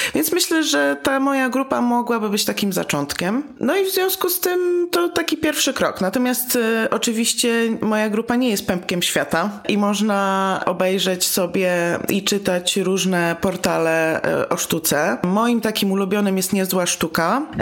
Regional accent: Warsaw, Masovian Voivodeship, Poland; jestem z Warszawy

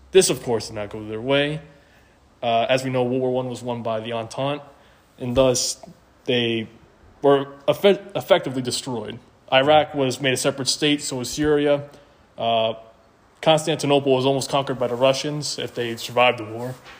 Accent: North Carolina, United States; I was born in North Carolina

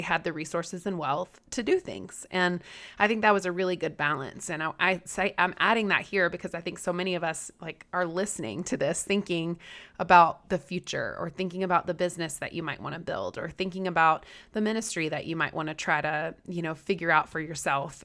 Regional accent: Southeast, United States; I'm from the Southeast.

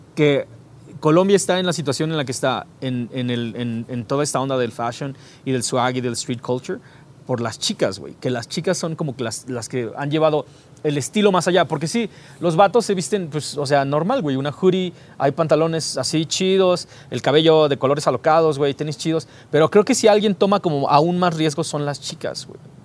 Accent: Mexico; aquí en México

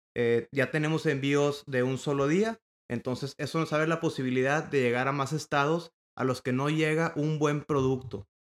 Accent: Monterrey, Nuevo León, Mexico; Yo soy originario de Monterrey, Nuevo León

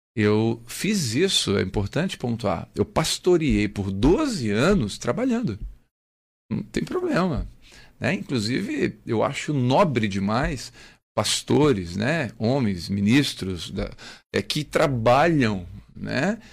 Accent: Criciúma, Santa Catarina, Brazil; also born or lived in Três Corações, Minas Gerais / Belo Horizonte; Em 99 voltei para Criciúma, né? Sou da terra, queria voltar para minha terra já

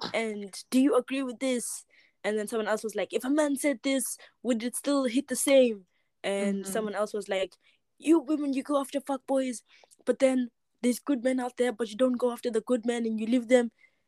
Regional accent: Eswatini; moved away; I'm from Yeah. Eswatini.

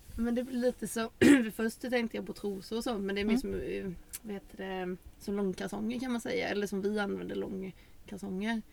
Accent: Sweden; moved away; där jag är uppvuxen så finns det en liten eh, samhälle utanför, Fosserum heter det

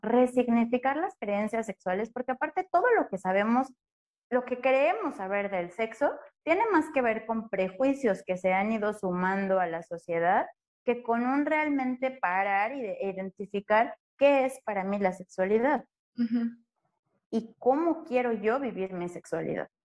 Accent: Mexico; nosotros como mexicanos

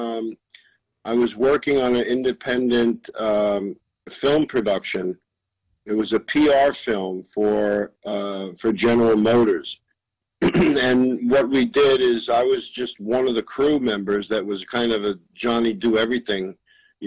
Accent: New York City, New York, United States; also born or lived in Long Island; I was born in Manhattan, grew up in Manhattan

